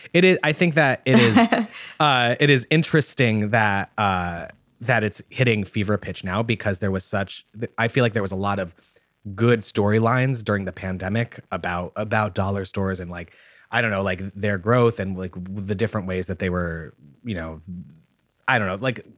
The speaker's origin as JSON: {"language": "English", "region": "Massachusetts", "country": "United States", "tie": "born or raised there", "said": "I remember in the 90s, where I grew up specifically in Massachusetts, there was a huge movement to, when Walmart wanted to open in the area that I grew up"}